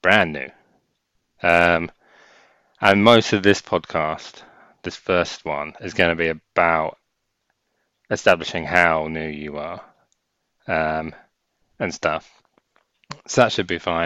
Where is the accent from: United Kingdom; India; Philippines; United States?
United Kingdom; England; we're English